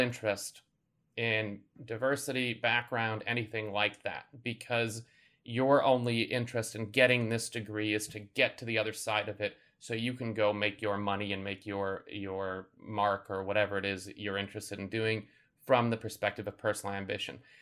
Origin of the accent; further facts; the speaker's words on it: Chicago, Illinois, United States; Growing up in Chicago in the eighties and nineties